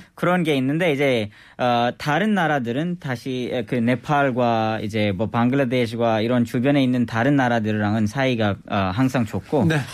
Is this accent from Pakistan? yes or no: yes; Skardu, Gilgit-Baltistan, Pakistan; first language Balti; Korean is a second language; now in South Korea; 제 고향에 있습니다